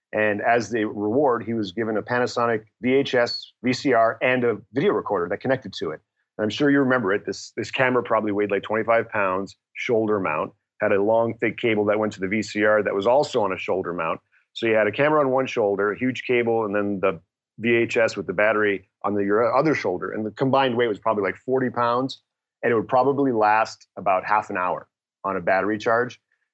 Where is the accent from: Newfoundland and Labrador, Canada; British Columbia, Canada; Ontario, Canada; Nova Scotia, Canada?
Ontario, Canada; Toronto; English is a second language; also born or lived in Detroit, United States; And so I grew up in Toronto and then Detroit before I went to the University of Michigan.